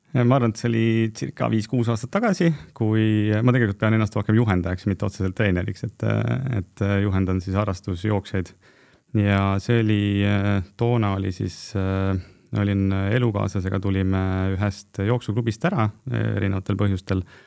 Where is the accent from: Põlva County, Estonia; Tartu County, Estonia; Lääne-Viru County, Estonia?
Põlva County, Estonia; Põlva; ma olen Põlvast pärit